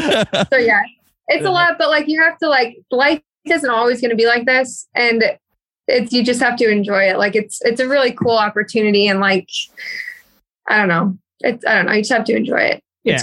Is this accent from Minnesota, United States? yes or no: yes; Minnesota, United States; I'm from Minnesota.